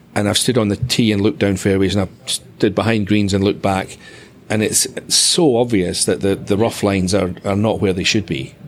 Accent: Dunbar, Scotland, United Kingdom; Was in basically my hometown

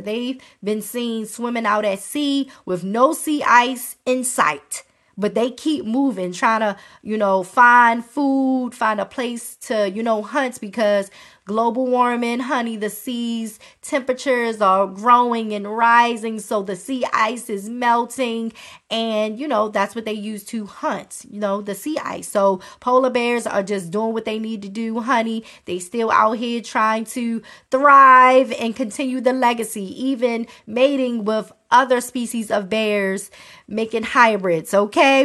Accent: Baltimore, Maryland, United States; I'm from Baltimore

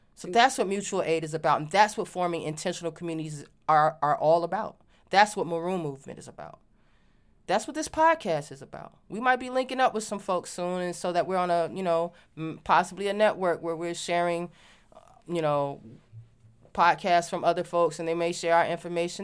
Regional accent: Virginia, United States; moved away; also born or lived in Washington, D.C.; growing up in Virginia

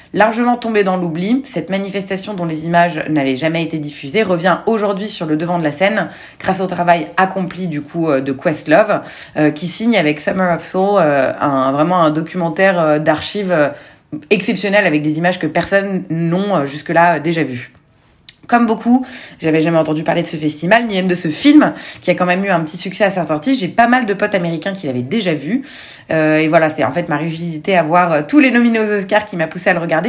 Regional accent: Lebanon; je suis libanaise

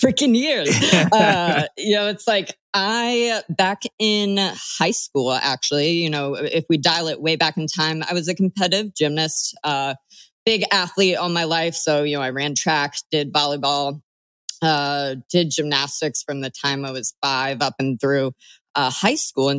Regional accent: Bloomington, Illinois, United States; moved away; I'm from Bloomington Normal, Illinois

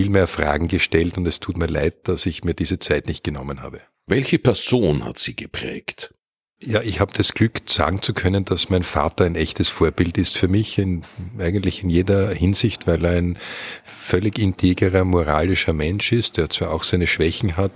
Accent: Vienna, Austria; born there; Ja, das ist bei mir sehr simpel. Ich bin in Wien auf die Welt gekommen und ich lebe auch in Wien.

